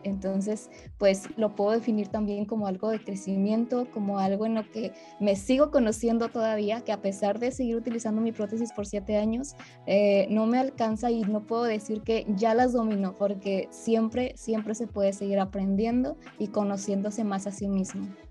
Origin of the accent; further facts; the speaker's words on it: Monterrey, Nuevo León, Mexico; yo soy de la ciudad de Monterrey, Nuevo León